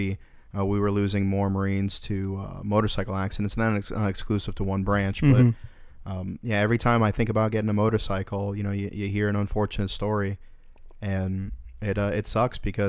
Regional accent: Florida, United States; I grew up in Florida

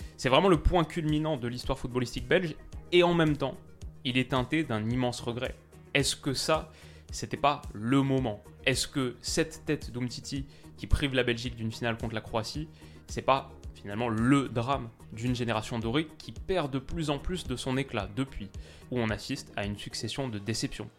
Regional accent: France; je suis français

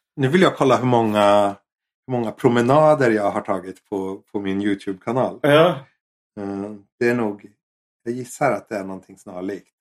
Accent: Sweden; now in Japan; som svensk

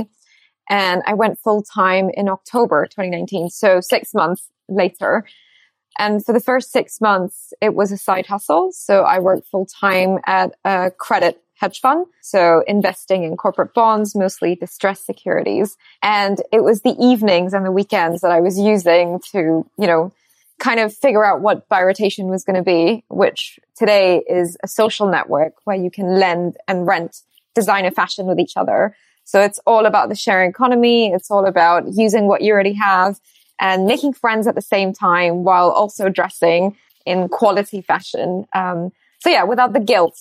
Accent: Singapore; moved away as an adult; also born or lived in Rajasthan, India / United States; now in London, United Kingdom; And then I moved to Singapore when I was 2.5 years old. So I grew up my entire life in Singapore.

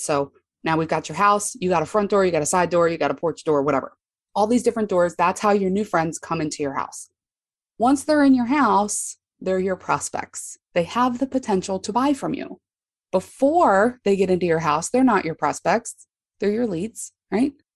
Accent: Baltimore, Maryland, United States; I'm from Baltimore, Maryland

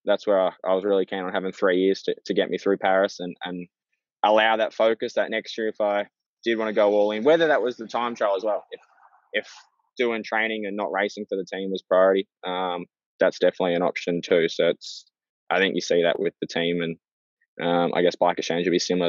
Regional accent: Australia; being an Aussie

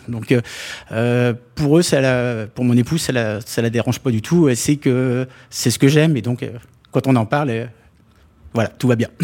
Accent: Normandy, France; moved away; les copains d'enfance quand je vais les revoir euh, chez moi en Normandie

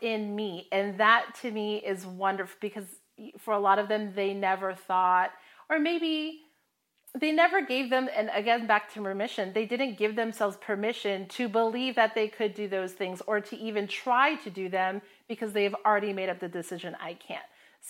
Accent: Hawaii, United States; I mean, I'm from Hawaii, and so it's in my blood.

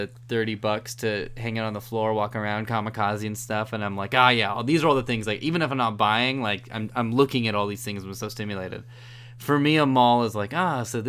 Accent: California, United States; growing up in California

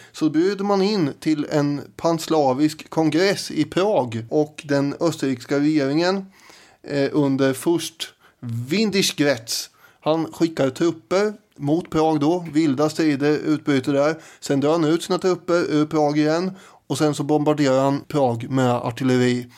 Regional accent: Sweden; vi svenskar

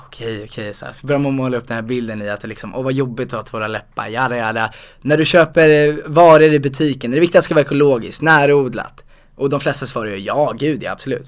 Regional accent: Huddinge, Stockholm County, Sweden; also born or lived in Stuvsta; Så då flyttade vi till Huddinge

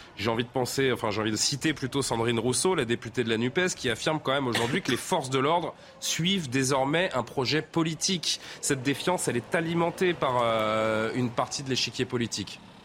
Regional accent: France; chez nous en France

